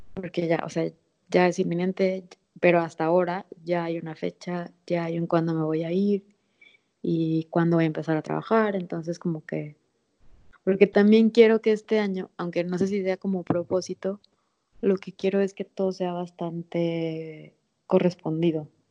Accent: Guamúchil, Sinaloa, Mexico; now in Mexico City, Mexico; de Sinaloa, de Guamuchil, donde nací.

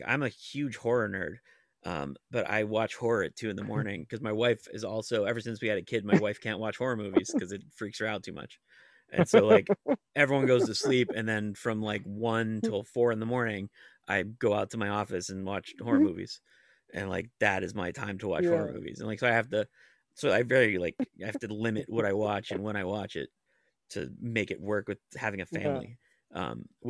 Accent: Monroeville, Pennsylvania, United States; That is my mall in my hometown.

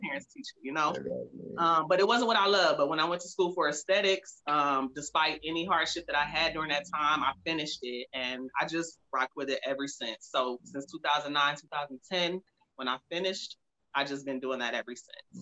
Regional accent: Cleveland, Ohio, United States; now in Phoenix, United States; I'm actually from Cleveland, Ohio

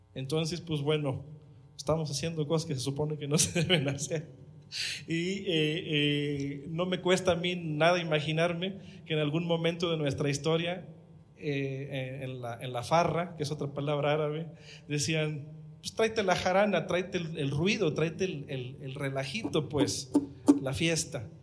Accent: Huasteca, Mexico; accent: Huastecan Spanish; a nosotros como habitantes de allá, de, de los pueblitos, se nos educa diciendo que hablamos mal

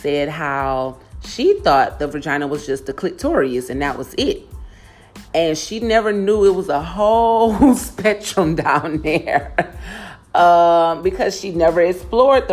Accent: Houston, Texas, United States; moved away as an adult; also born or lived in Channelview, Texas; I grew up in City Gas, Houston, Texas, which is on the NAWF.

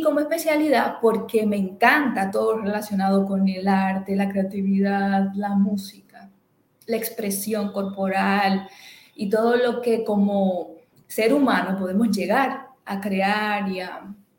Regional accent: Dominican Republic; moved away as an adult; now in Barcelona, Spain; Soy dominicana, pero hace ya unos añitos que resido y ejerzo igualmente en España, específicamente en la ciudad de Barcelona.

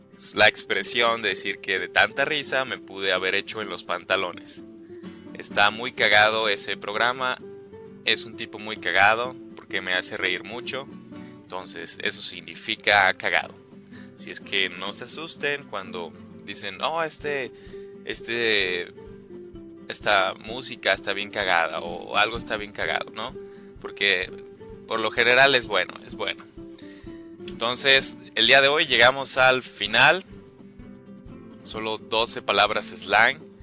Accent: Mexico; estas expresiones que usamos como mexicanos

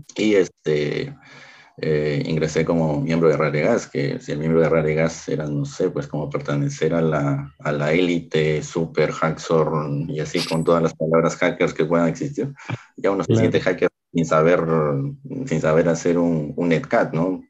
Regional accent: Peru; en mi país Lima es la capital, yo no, yo no resido en la capital

